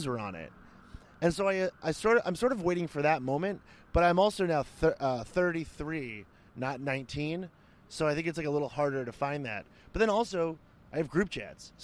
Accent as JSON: {"language": "English", "country": "United States", "said": "as an American"}